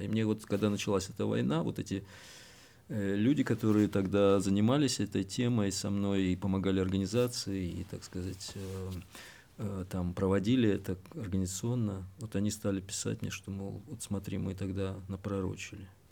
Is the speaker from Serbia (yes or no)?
no; Kyiv, Ukraine; moved away as an adult; я киевлянин, так сказать, коренной